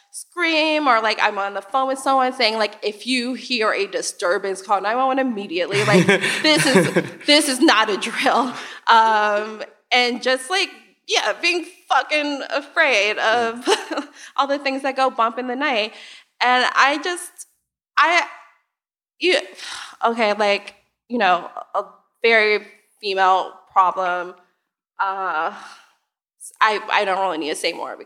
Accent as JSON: {"language": "English", "town": "Chicago", "region": "Illinois", "country": "United States", "tie": "born or raised there", "said": "I also grew up on the South Side of Chicago"}